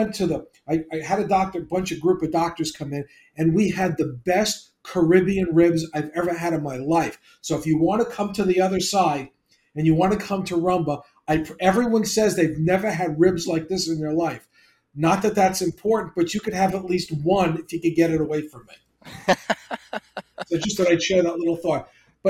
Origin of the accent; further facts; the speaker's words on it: New York, United States; I'm from New York and Long Island